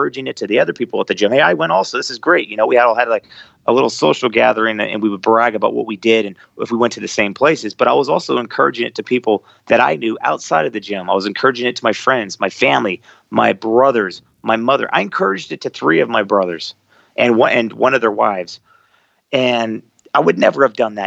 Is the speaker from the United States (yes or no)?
yes; United States; being an American in a Muslim country